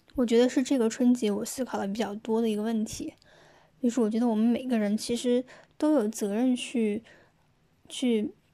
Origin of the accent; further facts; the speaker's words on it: Wuhan, Hubei, China; moved away as an adult; also born or lived in Jiangsu; 我是一个土生土长的武汉人，现在因为工作的原因呢，呃，不在武汉